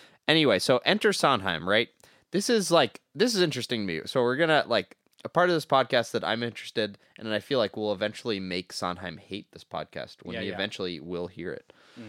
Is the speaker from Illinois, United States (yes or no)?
no; New York, United States; Because I grew up in Harlem.